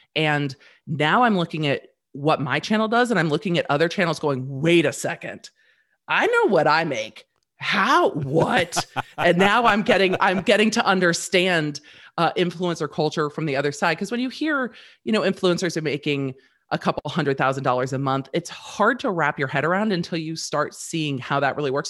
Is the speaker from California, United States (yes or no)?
yes; Manhattan Beach, California, United States; moved away as an adult; now in Nashville area, Tennessee, United States; I grew up in Manhattan Beach and so did my husband.